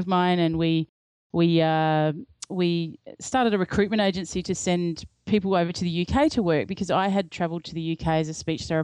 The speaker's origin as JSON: {"language": "English", "country": "Australia", "said": "I'm from Australia"}